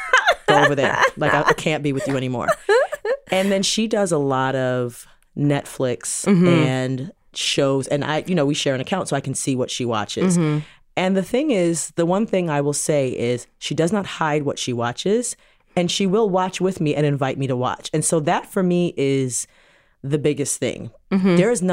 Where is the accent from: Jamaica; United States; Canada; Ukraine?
Jamaica; Because we're Jamaican